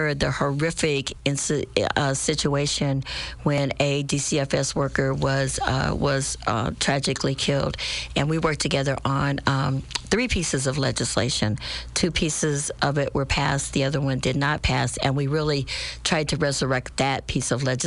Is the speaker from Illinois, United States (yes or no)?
yes; Springfield, Illinois, United States; this is my hometown. This is where, you know, I raised my family